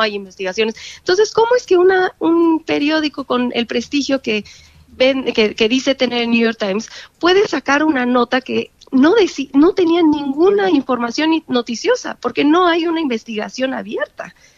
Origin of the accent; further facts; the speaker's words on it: Mexico; como mexicanos